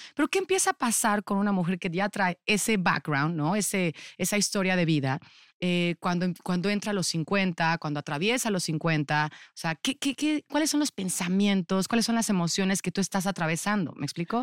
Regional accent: Cuautitlán Izcalli, State of Mexico, Mexico; yo viví toda mi infancia en Cuautitlán Izcalli

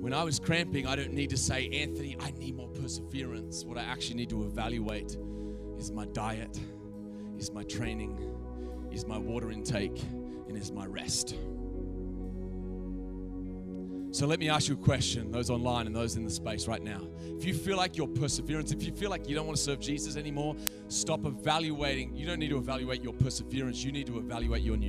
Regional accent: Australia; also born or lived in America; now in United States; I'm from Australia, live in America

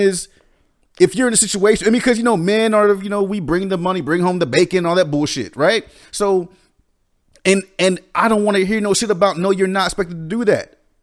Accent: the South, United States; growing up in the South, it's kind of a different kind of a, of a, a tradition.

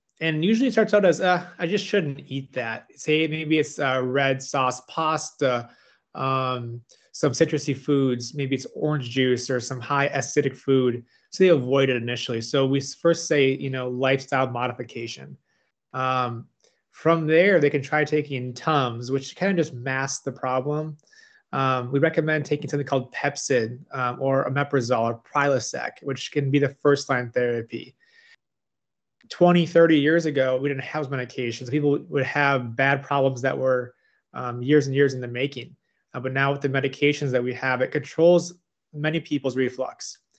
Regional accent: Midwest, United States; moved away as an adult; now in Richmond, United States; I'm from the Midwest, now I'm in Richmond here

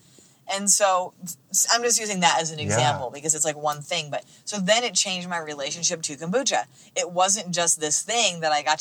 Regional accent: United States; I'm speaking as like an American

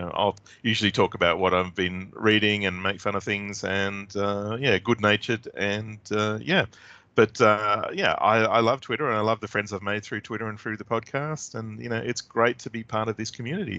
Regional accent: Australia; as an Australian

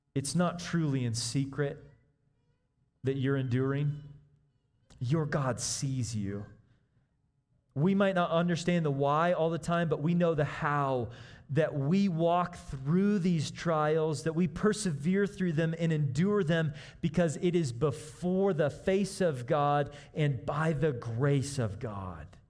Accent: Kansas City, Missouri, United States; moved away; I grew up in Kansas City

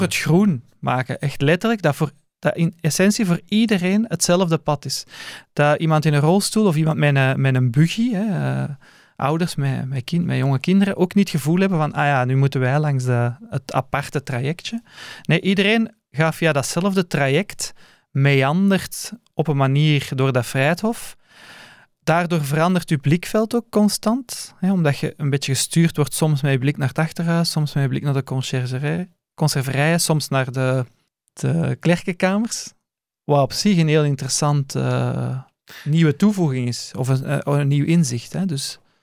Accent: Leuven, Flanders, Belgium; Voor mij was het ook een ontdekking eigenlijk als Leuvenaar

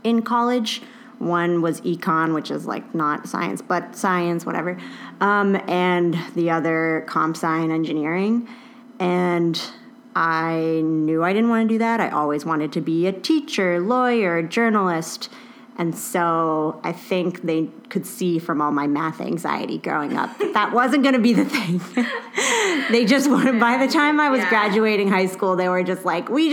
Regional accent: Murrysville, Pennsylvania, United States; moved away; I grew up in Murraysville

